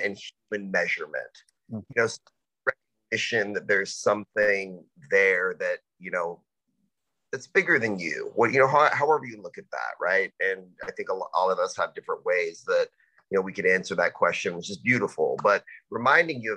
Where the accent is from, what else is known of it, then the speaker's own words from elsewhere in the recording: Dallas, Texas, United States; now in Austin, United States; I kind of grew up all over Dallas